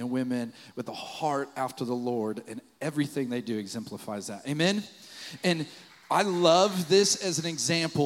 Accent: Fort Collins, Colorado, United States; moved away; I wanted to go to Colorado State University in my hometown of Fort Collins, Colorado

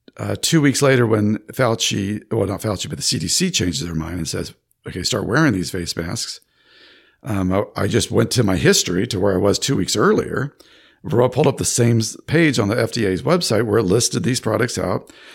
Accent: Sacramento, California, United States; moved away as an adult; now in Florida, United States; I was born in Sacramento, California, and um, I spent most of my life there.

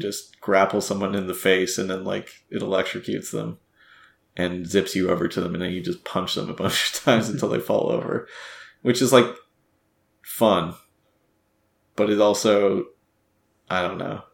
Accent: Canada; as a Canadian

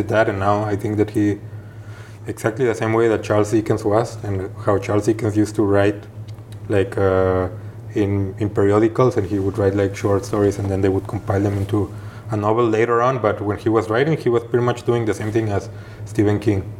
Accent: Guadalajara, Jalisco, Mexico; moved away as an adult; now in Geneva, Switzerland; I'm from Guadalajara

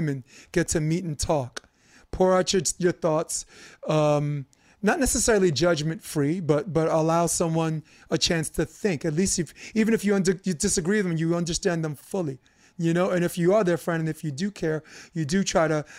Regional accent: New York City, New York, United States; also born or lived in Harlem; when I grew up in Brooklyn

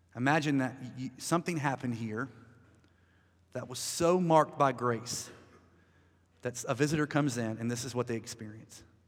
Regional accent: United States; I'm American

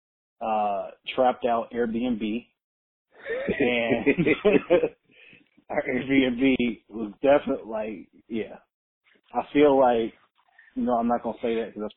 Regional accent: Atlanta, Georgia, United States; I was born right here in Georgia. was raised in Atlanta.

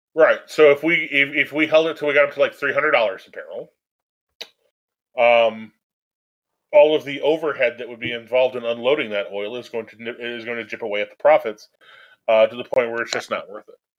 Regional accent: United States

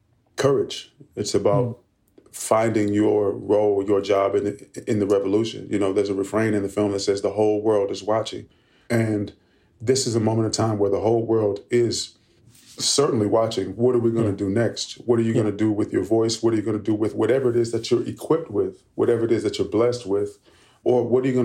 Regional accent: Oakland, California, United States; I grew up in Oakland, California

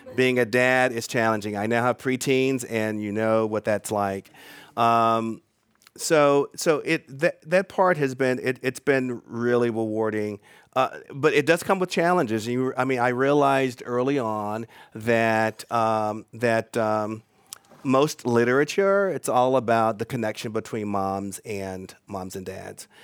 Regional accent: Charlotte, North Carolina, United States; moved away; also born or lived in Atlanta, Georgia / Bay Area, California; when I was growing up in Charlotte, North Carolina

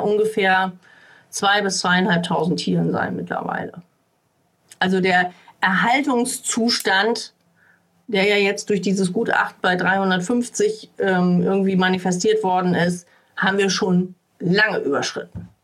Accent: Uelzen district, Lower Saxony, Germany; Ich komme ja hier aus dem Landkreis Uelzen

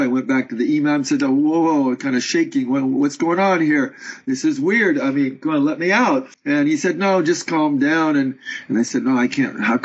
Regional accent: Northern California, United States; moved away as an adult; also born or lived in Paris, France; now in France; I was raised in Northern California

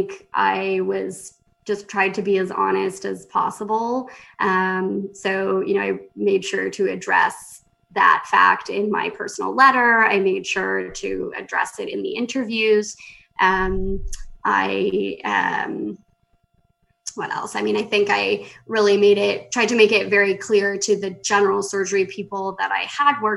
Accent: Markham, Ontario, Canada; moved away as an adult; also born or lived in Vancouver, Canada / Calgary, Canada / Boston, United States; So I grew up in Markham, Ontario, which is a small suburb of Toronto.

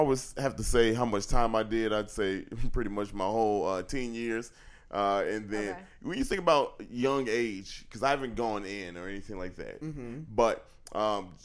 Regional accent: Chicago, Illinois, United States; I'm from the South Side of Chicago, so I didn't have a lot growing up

